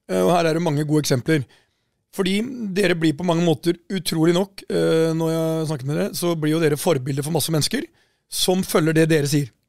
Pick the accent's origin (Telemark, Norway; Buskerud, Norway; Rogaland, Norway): Telemark, Norway; Porsgrunn; moved away; Her sitter vi fra Porsgrunn